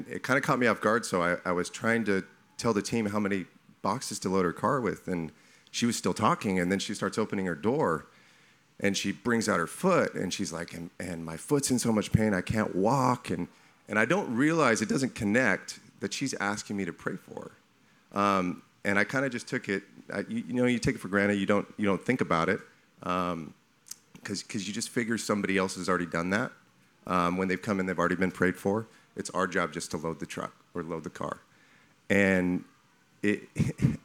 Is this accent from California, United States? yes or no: yes; California, United States; now in Texas, United States; I'm new to Texas, so this is year two. I'm from California